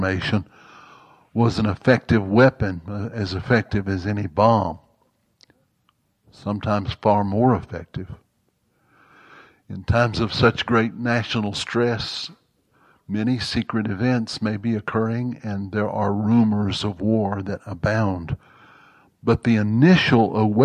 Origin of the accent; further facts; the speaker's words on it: Mississippi, United States; I grew up in Jim Crow, Mississippi.